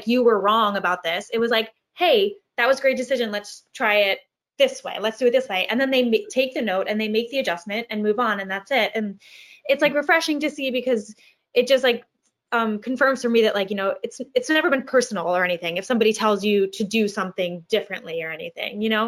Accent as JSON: {"language": "English", "town": "Long Island", "region": "New York", "country": "United States", "said": "I'm from Long Island, and when I was auditioning for college programs, I was like, \"Hey, I'm here to audition,\" like you know."}